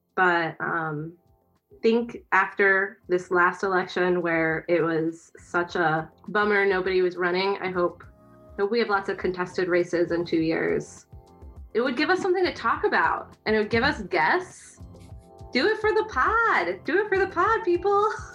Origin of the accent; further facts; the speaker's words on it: Kansas City, United States; moved away; also born or lived in Chicago; I'm from Kansas City